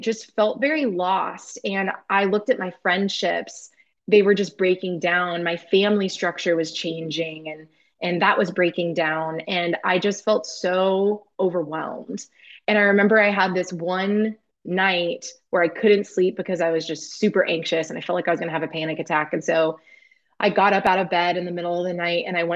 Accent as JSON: {"language": "English", "town": "Indianapolis", "region": "Indiana", "country": "United States", "tie": "born or raised there", "also_born_or_lived": "New York City", "moved": "as an adult", "said": "I grew up in Indianapolis, Indiana, in this very small town"}